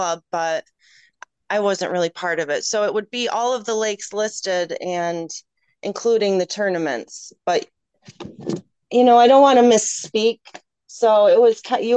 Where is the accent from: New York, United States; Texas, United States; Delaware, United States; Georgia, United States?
New York, United States; Rochester; moved away as an adult; also born or lived in Illinois / Cooperstown; I grew up in Rochester, the suburbs, like country, more, you know, more country